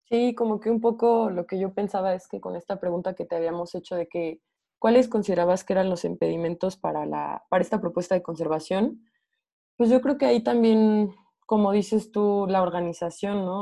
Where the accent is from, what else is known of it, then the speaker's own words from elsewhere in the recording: Morelia, Michoacán, Mexico; yo soy de Morelia, que es un valle